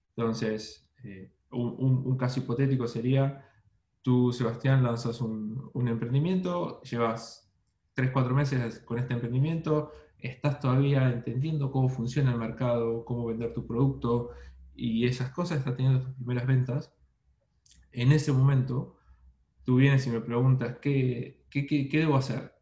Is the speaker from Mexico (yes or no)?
no; Argentina; moved away as an adult; also born or lived in Buenos Aires, Argentina; now in Melbourne, Australia; como verán por mis acentos, no soy ecuatoriano, soy de Argentina, viví muchos años en Buenos Aires